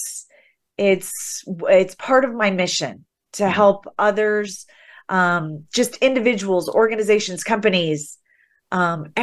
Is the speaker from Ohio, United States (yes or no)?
yes; the Midwest, Ohio, United States; I grew up in the Midwest where girls were to be seen and not heard.